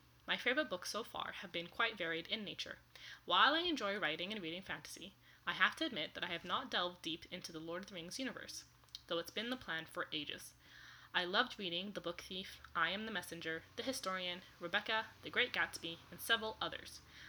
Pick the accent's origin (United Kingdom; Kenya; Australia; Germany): Germany; I forgot to say, I'm from Germany.